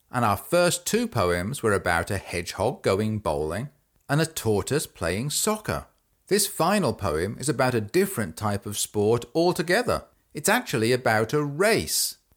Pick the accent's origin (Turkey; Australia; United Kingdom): United Kingdom; England; now in United States; I grew up in England, and I now live in the United States.